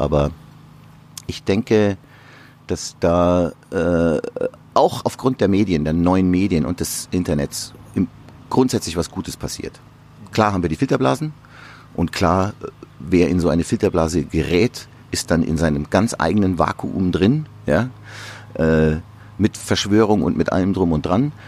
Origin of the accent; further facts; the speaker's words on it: Amberg, Bavaria, Germany; in meiner Heimat in der Oberpfalz in Amberg